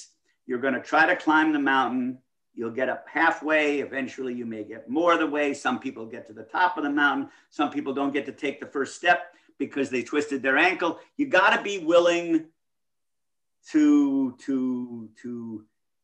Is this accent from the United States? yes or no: yes; Midwest, United States; I grew up in the Midwest.